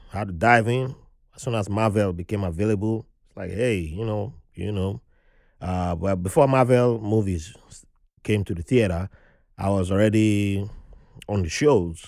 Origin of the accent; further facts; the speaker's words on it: Nigeria; now in New York, United States; how privileged I was growing up in Nigeria